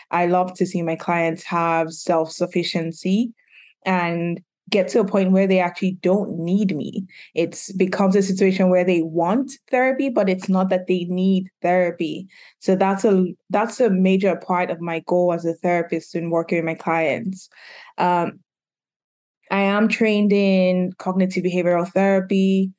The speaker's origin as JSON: {"language": "English", "country": "Nigeria", "tie": "born or raised there", "also_born_or_lived": "United Kingdom", "moved": "yes", "lives_now": "Philadelphia, United States", "said": "I'm a licensed professional counselor based in Philadelphia. I grew up in Nigeria, grew up in the UK, and moved to Philadelphia 6-7 years ago now."}